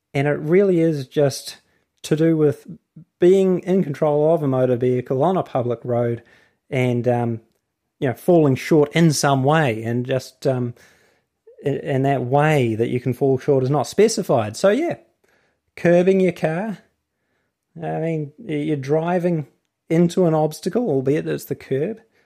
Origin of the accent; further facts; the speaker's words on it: New Zealand; accent: New Zealand; my accent, New Zealand.